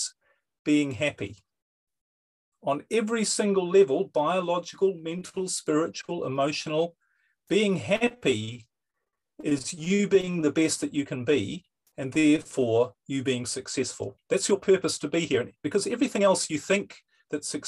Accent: New Zealand; now in Europe; Originally, I'm from New Zealand, but I live in Europe.

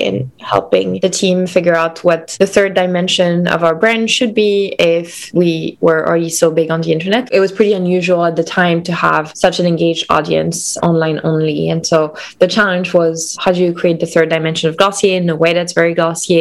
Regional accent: Lyon, Auvergne-Rhône-Alpes, France; moved away; also born or lived in Cannes; I'm from Lyon. So I grew up between Lyon and the south of France where my grandparents lived. So between Lyon and Cannes.

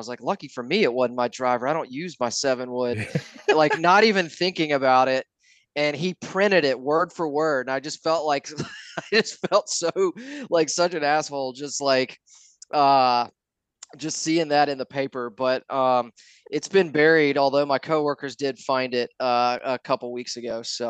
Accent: Atlanta, Georgia, United States; I grew up here in Atlanta. Grew up a Georgia Tech fan. My dad went to Tech.

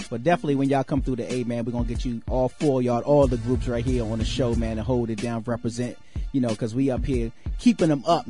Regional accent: Washington, District of Columbia, United States; moved away; So you shot the video up in my hometown

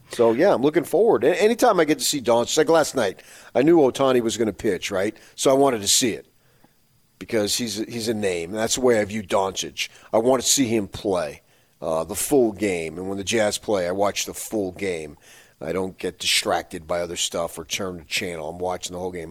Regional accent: Phoenix, Arizona, United States; moved away; I listen to some uh, uh, Phoenix sports radio when I'm when I go to the gym just to see what's going on in my in my hometown

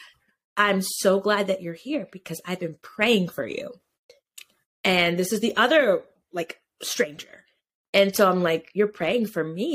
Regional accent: Connecticut, United States; also born or lived in Georgia; I grew up in the town that the pregnancy center is

